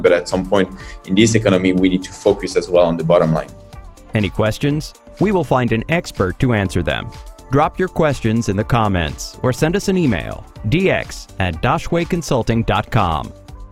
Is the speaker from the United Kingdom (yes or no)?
no; France; moved away as an adult; now in China; I'm from France. I've been in China and started this uh, adventure nine years ago.